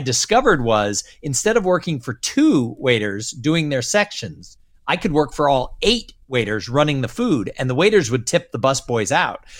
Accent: Southern California, United States; I grew up in Southern California

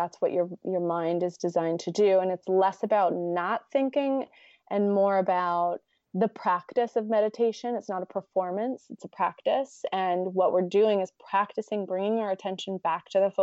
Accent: United States; me being American

